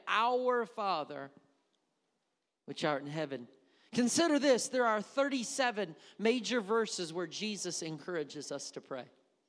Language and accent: English; Wisconsin, United States; now in Missouri, United States; I did not say that growing up in Wisconsin. But I do say it now, and that's probably why when I go to Wisconsin, people are like, you sound Southern.